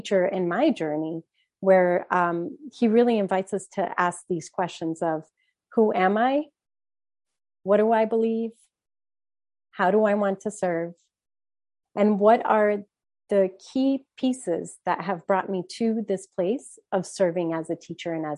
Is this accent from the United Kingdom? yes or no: no; Brazil; now in Maryland, United States; I'm from Brazil